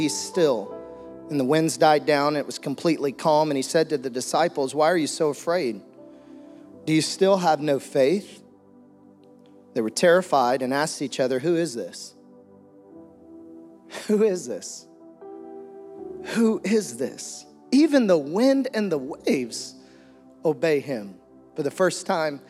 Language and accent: English; Green Forest, Arkansas, United States; I also grew up in a small town, Green Forest, Arkansas